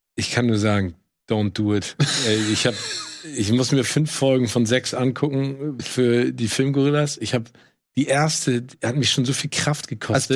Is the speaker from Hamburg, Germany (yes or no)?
yes; Hamburg, Germany; als Hamburger